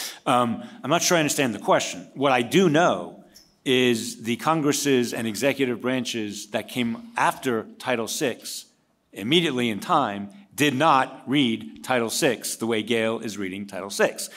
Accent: Port Washington, New York, United States; my hometown of Port Washington, New York

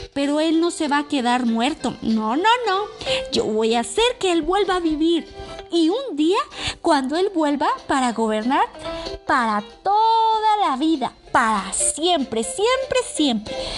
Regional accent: Costa Rica; now in Mexico City, Mexico; Yo estoy desde la Ciudad de México porque aquí vivo actualmente, pero también represento a Costa Rica porque es el país donde yo nací

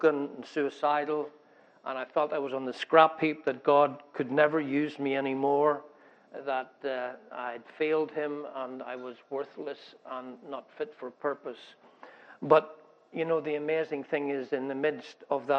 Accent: Northern Ireland, United Kingdom; also born or lived in Scotland; I grew up in Northern Ireland

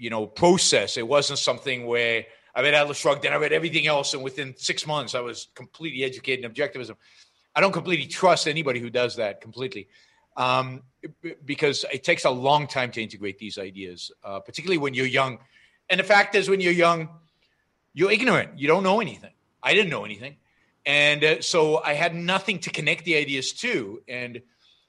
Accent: Israel; moved away as an adult; now in United States; I grew up in Israel

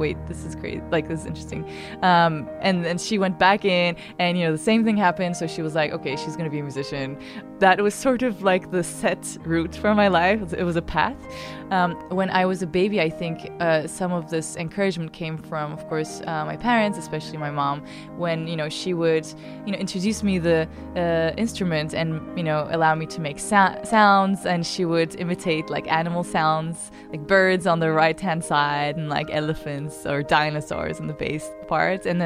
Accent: Ankara, Turkey; I'm from Ankara, the capital of Turkey.

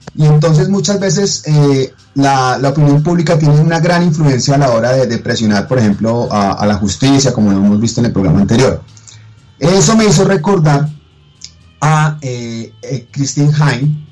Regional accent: Colombia; cómo somos como colombianos

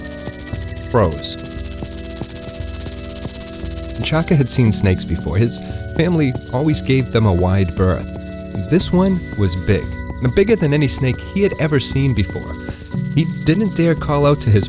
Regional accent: New England, United States; I grew up in New England, I still live in New England

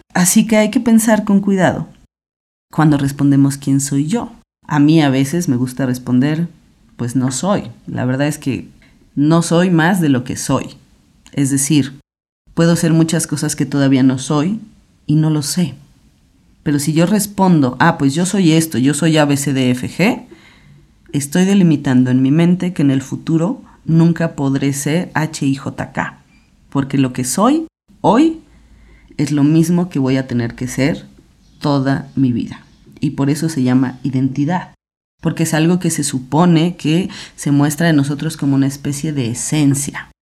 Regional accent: Mexico City, Mexico; soy filósofa, soy mujer, tengo 36 años, soy de la Ciudad de México

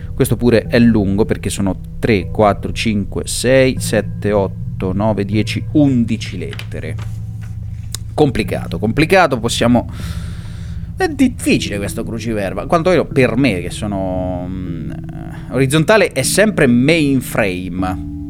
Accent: Montefalcone Appennino, Marche, Italy; gloria al mio paesino natale

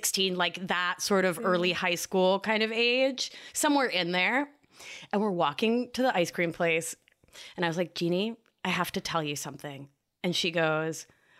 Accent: Argentina; moved away; I'm from Argentina

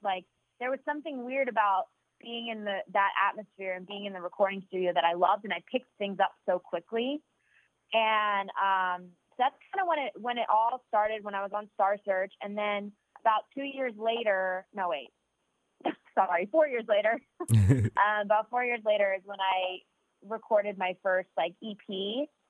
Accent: New Jersey, United States; my bedroom where I grew up in South Jersey

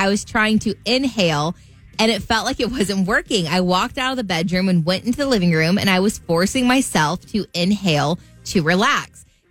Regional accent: Southern Indiana, United States; my family, I think I'm from Southern Indiana.

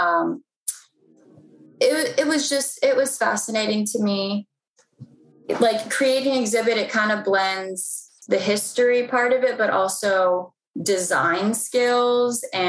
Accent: Mount Rainier, Maryland, United States; I was born and raised in PG County. I was born in Mount Rainier, Maryland

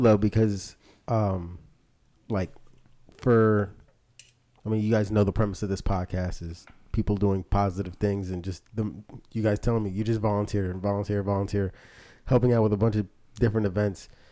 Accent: Philadelphia, Pennsylvania, United States; my experiences growing up in Philly

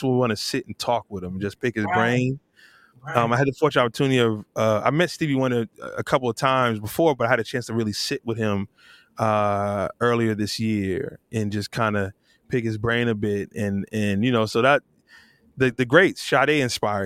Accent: New Jersey, United States; I'm from New Jersey, but my whole family's from North Carolina.

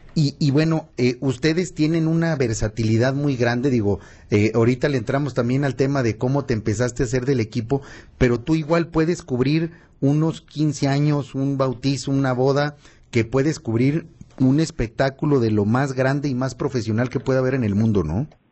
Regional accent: Zacatecas, Mexico; los zacatecanos somos entrones

